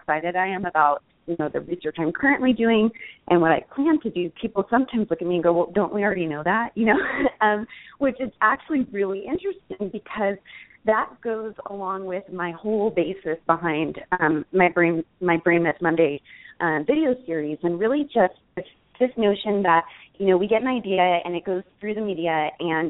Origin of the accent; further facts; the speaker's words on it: Los Angeles, California, United States; we grew up in Los Angeles